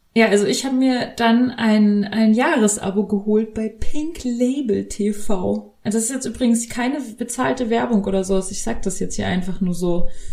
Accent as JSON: {"language": "German", "region": "Bavaria", "country": "Germany", "tie": "born or raised there", "said": "ich bin ja in, in Bayern aufgewachsen"}